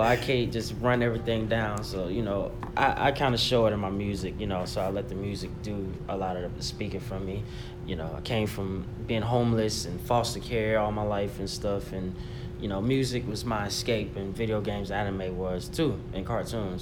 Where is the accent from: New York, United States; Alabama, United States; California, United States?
Alabama, United States; Auburn; moved away as an adult; now in North Carolina, United States; I'm originally from Alabama, Auburn to be exact, and I've been living in North Carolina for the past like seven years